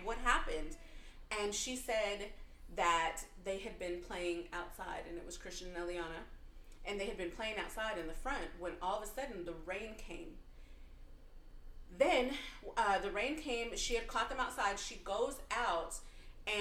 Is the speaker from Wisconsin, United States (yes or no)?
no; Texas, United States; growing up in Texas